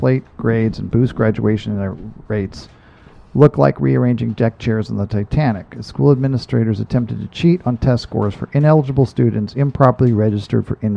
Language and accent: English; Ireland; I'm Irish